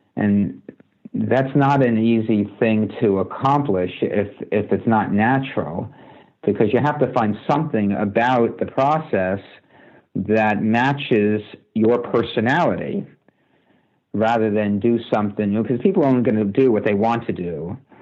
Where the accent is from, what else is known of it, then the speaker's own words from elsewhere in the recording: United States; also born or lived in New Jersey; I grew up playing baseball in New York and New Jersey